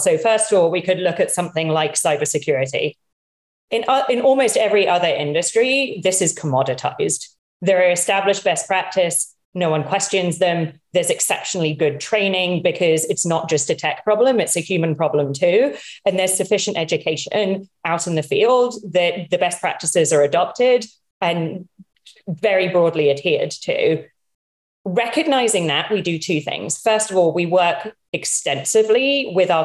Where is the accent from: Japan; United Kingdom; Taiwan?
United Kingdom; moved away as an adult; now in United States; Despite my accent, my mom's American